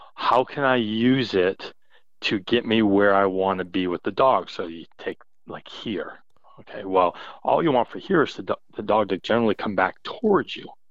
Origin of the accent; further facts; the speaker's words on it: New England, United States; growing up in New England